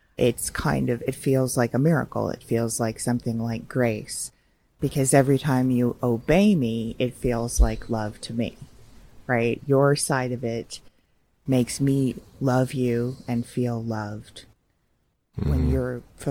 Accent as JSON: {"language": "English", "town": "Los Angeles", "region": "California", "country": "United States", "said": "being from"}